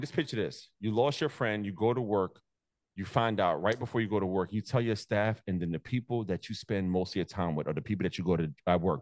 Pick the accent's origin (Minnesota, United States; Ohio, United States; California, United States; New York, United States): New York, United States; New York City; also born or lived in Staten Island, New York; I'm originally from Brooklyn